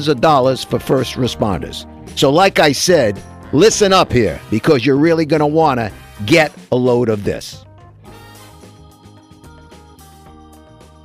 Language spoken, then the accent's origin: English; New York, United States; I come from Brooklyn